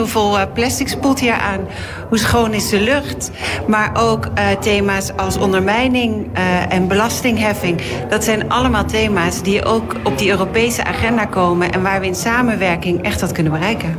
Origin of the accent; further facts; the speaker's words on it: Netherlands; Wij zijn Nederlanders